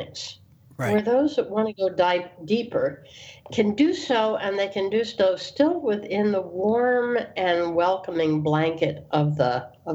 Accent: the North, United States; being a Northerner by birth and by persuasion, although I have Southern lineage

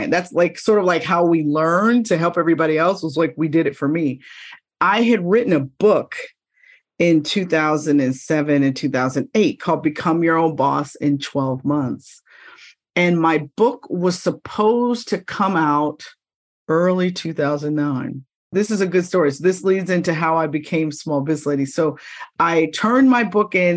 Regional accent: Pittsburgh, Pennsylvania, United States; moved away as an adult; now in Philadelphia, United States; I worked for the NBC stations in Pittsburgh in my hometown

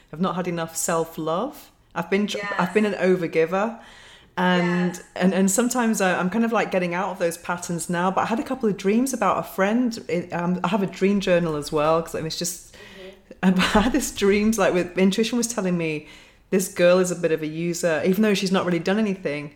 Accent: United Kingdom; now in Spain; I'm British

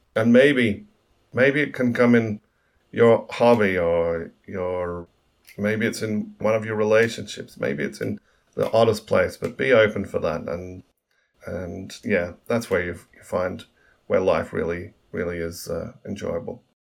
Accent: Australia; moved away as an adult; also born or lived in New York, United States / London, United Kingdom

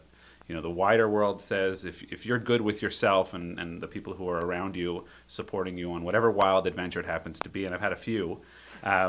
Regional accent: Ottawa, Ontario, Canada; Raised in Ottawa, Ontario.

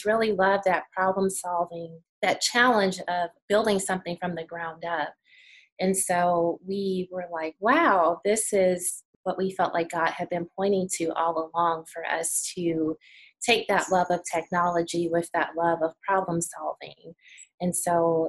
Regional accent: Chicago, Illinois, United States; now in Birmingham, United States; right now we're based in Birmingham. We're originally from Chicago

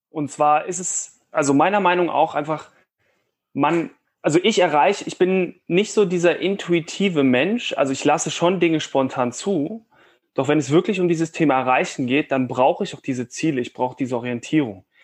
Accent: Cologne, North Rhine-Westphalia, Germany; ich komme ja ursprünglich aus Köln und bin so ein kleiner Optimist.

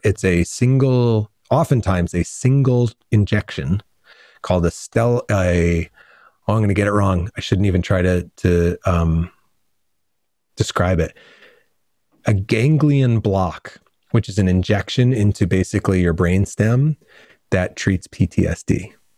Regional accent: Redding, Connecticut, United States; moved away as an adult; also born or lived in New Rochelle, New York; now in Southern California, United States; I grew up in Connecticut and moved to California and as a grown up

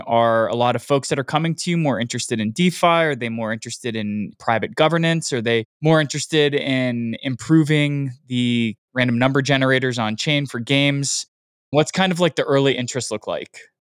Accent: United States; I'm American

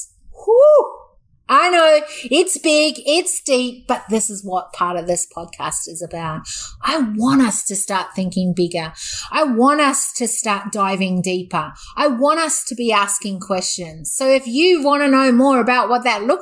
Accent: New Zealand; moved away as an adult; now in Australia; I was brought up half my life, actually less than half my life now, scariest truth, was in New Zealand. And I've actually lived and spent more years as an Australian

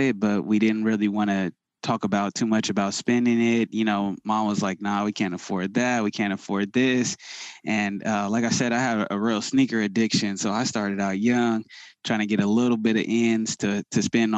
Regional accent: Sacramento, California, United States; I grew up in the Sacramento area

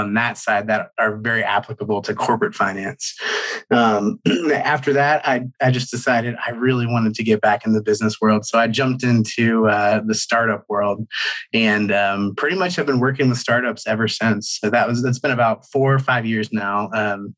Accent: Cincinnati, Ohio, United States; moved away as an adult; also born or lived in Atlanta, Georgia; I grew up in Ohio, Cincinnati, Ohio

